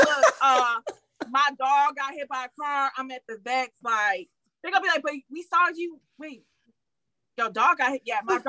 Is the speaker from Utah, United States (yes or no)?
no; Detroit, Michigan, United States; I'm from Detroit.